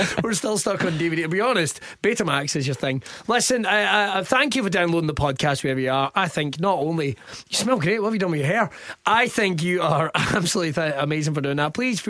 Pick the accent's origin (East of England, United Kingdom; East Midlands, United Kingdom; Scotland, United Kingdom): Scotland, United Kingdom; Irvine; I was born in Irvine, yes. Right, which is in Ayrshire